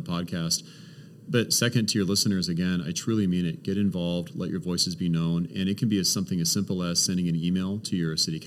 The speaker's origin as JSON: {"language": "English", "town": "Portland", "region": "Oregon", "country": "United States", "said": "I don't live in Portland. I don't work in Portland, but I consider myself from Portland."}